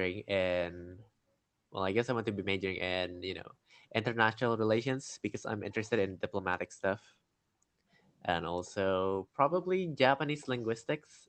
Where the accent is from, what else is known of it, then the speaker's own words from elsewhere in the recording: Indonesia; I'm a student from Indonesia